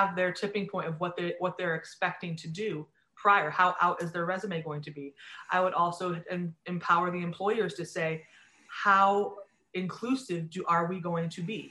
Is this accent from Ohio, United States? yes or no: yes; Sandusky, Ohio, United States; I grew up in near Sandusky, Ohio